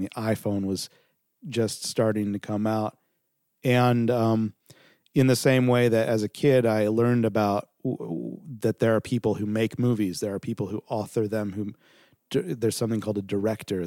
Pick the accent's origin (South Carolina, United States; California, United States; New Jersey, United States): California, United States; Southern; also born or lived in New York; I moved back out to L A. I'm from Southern California.